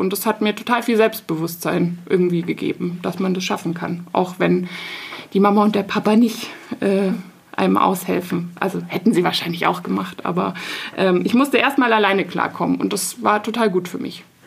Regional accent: Munich, Bavaria, Germany; Ich komme aus München und habe in München studiert.

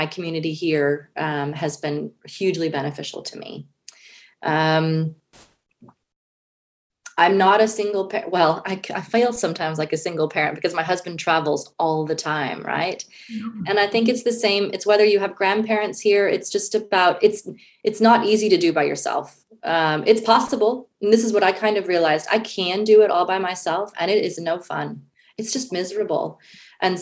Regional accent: United States; moved away as an adult; now in Switzerland; as an American, we all want our own cars and our own houses. Like this is a very American kind of, that's how I was raised

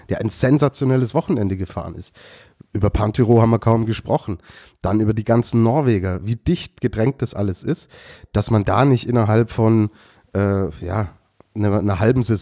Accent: Austria; dann würde mich das als Österreicher beruhigen, Lukas.

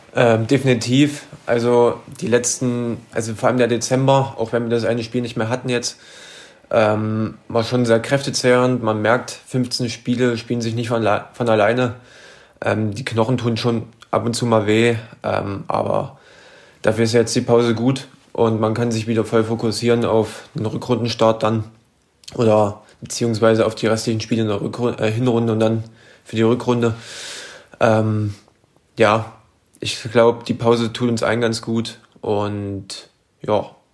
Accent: Merseburg, Saxony-Anhalt, Germany; Ich bin in sachsen-anhaltinischen Merseburg geboren.

